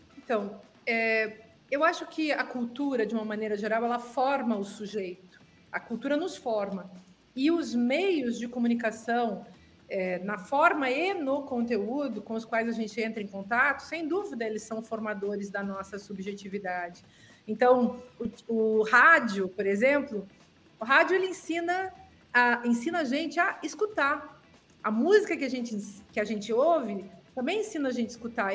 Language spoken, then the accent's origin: Portuguese; Serra Gaúcha, Rio Grande do Sul, Brazil; moved away; a gente tem o mesmo sotaque lá de onde eu venho, da Serra Gaúcha